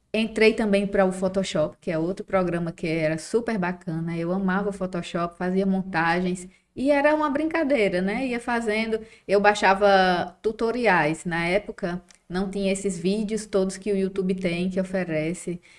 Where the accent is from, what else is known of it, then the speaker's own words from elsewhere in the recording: Mossoró, Rio Grande do Norte, Brazil; sou de Mossoró